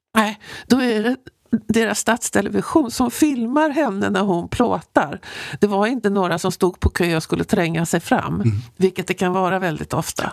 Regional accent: Sweden; som svensk

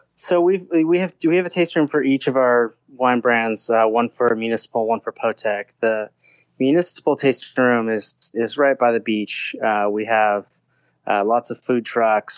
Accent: Southern California, United States; I grew up in Southern California

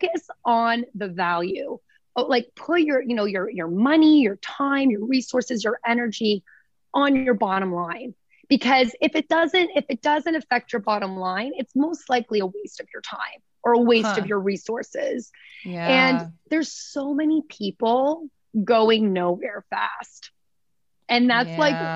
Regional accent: small town outside Toronto, Ontario, Canada; also born or lived in Vancouver; now in New York, United States; coming from like small town, like outside Toronto

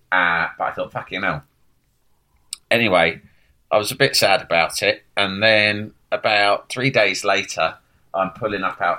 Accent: United Kingdom; again, being really British about it, and I should have said, fuck off.

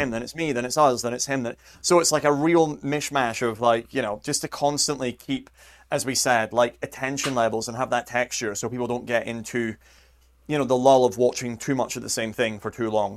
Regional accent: near Edinburgh, Scotland, United Kingdom; moved away; I grew up near Edinburgh

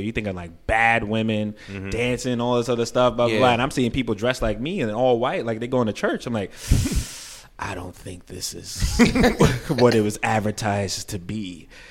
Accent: New York City, New York, United States; moved away as an adult; now in California, United States; I'm from Brooklyn. I host events back home. Moved to California

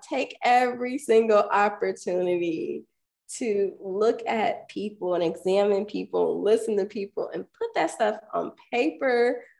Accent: Ohio, United States; I feel like growing up in the countryside, because I was never cool enough to live in the city. After I was like 3, we moved to the suburbs.

